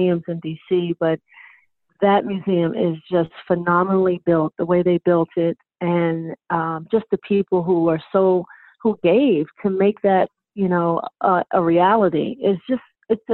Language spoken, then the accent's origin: English; Maryland, United States; now in Florida, United States; I'm from the Maryland area originally, so when we go up to that area to play, that's home for me